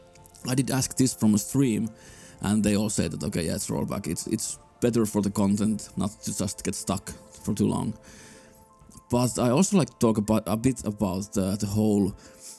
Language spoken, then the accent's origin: English; Finland; I'm from Finland